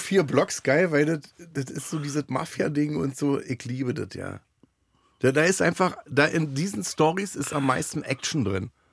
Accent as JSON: {"language": "German", "country": "Germany", "said": "ich bin ja Deutscher"}